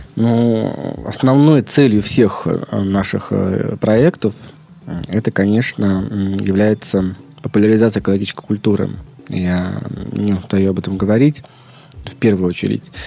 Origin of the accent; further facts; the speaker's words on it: Leningrad Oblast, Russia; moved away as an adult; also born or lived in Moscow / Estonia / France; Я родился э, в Ленинградской области, но большую часть своей трудовой деятельности провел в Москве